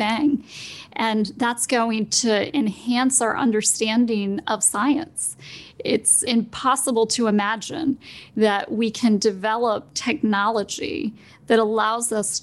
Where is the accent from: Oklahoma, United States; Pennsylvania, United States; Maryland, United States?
Maryland, United States; Smithsburg; Smithburg is a very small town